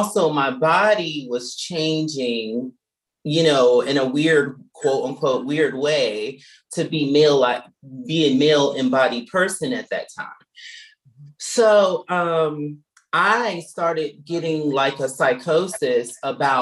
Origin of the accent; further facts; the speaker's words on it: Norfolk, Virginia, United States; moved away; I'm from Norfolk, Virginia. I'm a born and raised Virginian